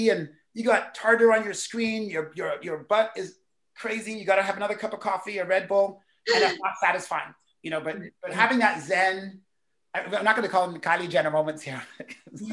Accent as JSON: {"language": "English", "country": "Canada", "said": "as a Canadian speaker"}